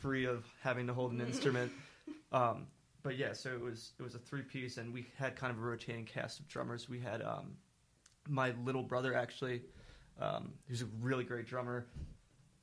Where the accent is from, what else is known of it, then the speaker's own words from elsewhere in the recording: Haverford, Pennsylvania, United States; I'm from Haverford